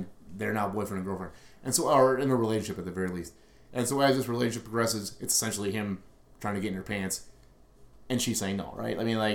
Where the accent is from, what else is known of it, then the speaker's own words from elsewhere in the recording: Milwaukee, Wisconsin, United States; We're from River West. We're from Milwaukee. This is our place. We love our city.